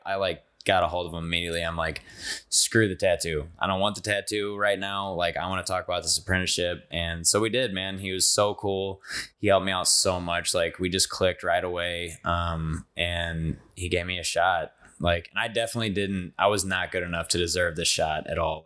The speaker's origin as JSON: {"language": "English", "town": "Belleville", "region": "Illinois", "country": "United States", "tie": "born or raised there", "also_born_or_lived": "O'Fallon", "moved": "yes", "lives_now": "Saint Charles, United States", "said": "I'm from Belleville, Illinois. I grew up on the east end of Belleville"}